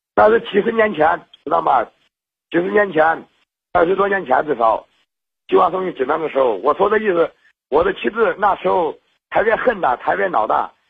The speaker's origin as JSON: {"language": "Chinese", "region": "Henan", "country": "China", "said": "我是河南的"}